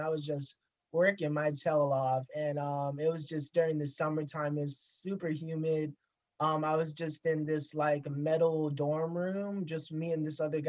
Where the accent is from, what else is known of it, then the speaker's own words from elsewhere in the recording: Jackson, Mississippi, United States; I'm from Jackson, Mississippi, born and raised here.